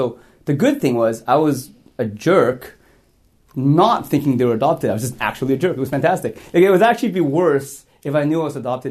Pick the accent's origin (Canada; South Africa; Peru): Canada; born or raised there; also born or lived in Hong Kong